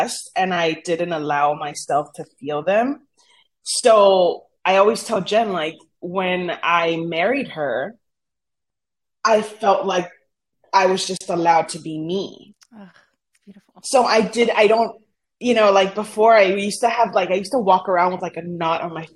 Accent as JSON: {"language": "English", "town": "Brownsville", "region": "Texas", "country": "United States", "tie": "born or raised there", "first_language": "Spanish", "second_language": "English", "said": "I was born in Brownsville. My parents are from Matamoros, Tamaulipas, which is Brownsville's border with Matamoros"}